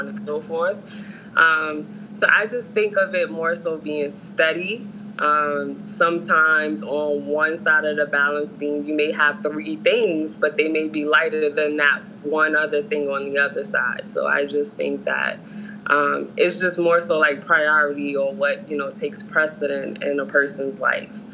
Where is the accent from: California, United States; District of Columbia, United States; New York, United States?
New York, United States; New York City; I'm from New York, New York, more so Harlem